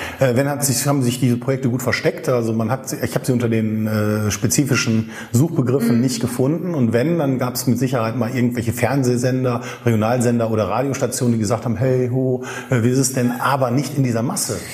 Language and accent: German; Wuppertal, North Rhine-Westphalia, Germany; ich komme aus Wuppertal, ich lebe hier, ich arbeite hier hier, mhm. meine Freunde sind hier, meine Familie